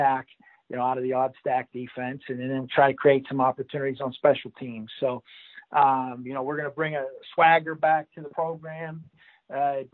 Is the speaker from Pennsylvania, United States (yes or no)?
yes; Pittsburgh, Pennsylvania, United States; I'm from the Pittsburgh region of Pennsylvania.